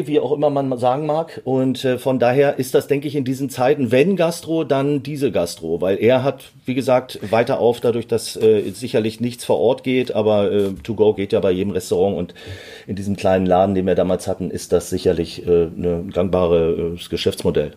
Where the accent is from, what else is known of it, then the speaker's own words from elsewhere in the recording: Berlin, Germany; ich bin mit sieben Jahren äh, nach Berlin ausgewandert.